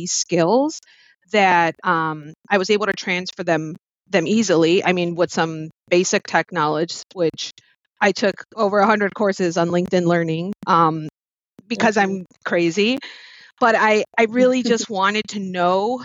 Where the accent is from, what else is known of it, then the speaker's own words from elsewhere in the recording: Chicago, Illinois, United States; I am from Chicago. My parents are from Mexico, so Aguascalientes and Guanajuato.